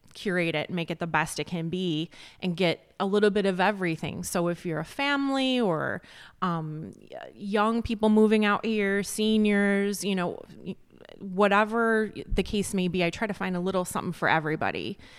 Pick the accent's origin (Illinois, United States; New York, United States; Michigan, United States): Illinois, United States; Joliet; moved away as an adult; also born or lived in Chicago; now in McHenry County, United States; I'm from, like, the Southwest suburbs, like, the Joliet area.